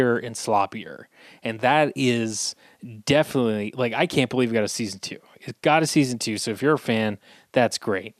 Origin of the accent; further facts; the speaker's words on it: Scotland, United Kingdom; I'm Scottish